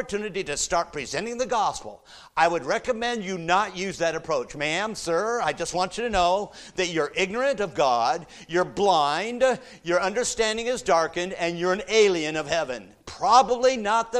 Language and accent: English; United States; us Americans